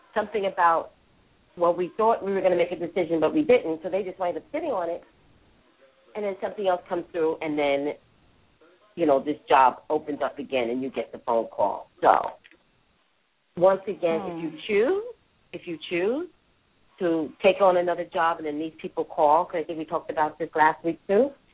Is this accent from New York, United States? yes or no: yes; New York, United States; accent: New Yorker; I'm a native New Yorker.